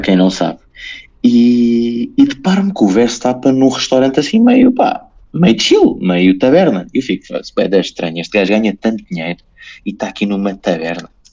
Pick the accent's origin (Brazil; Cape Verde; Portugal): Portugal; eu sou português